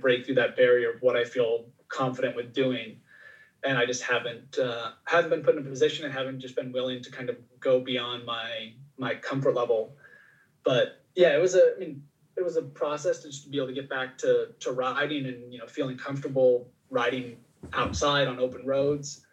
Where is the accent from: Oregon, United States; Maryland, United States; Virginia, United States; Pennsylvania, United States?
Oregon, United States; growing up in Oregon